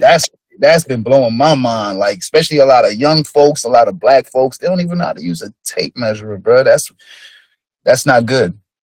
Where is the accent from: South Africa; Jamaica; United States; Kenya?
Jamaica; moved away; I'm Jamaican